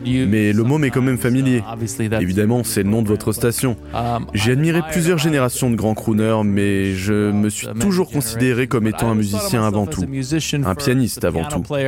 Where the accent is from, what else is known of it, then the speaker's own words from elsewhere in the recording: New York, United States; J'étais un gamin de New York. Je suis né et j'ai grandi à Manhattan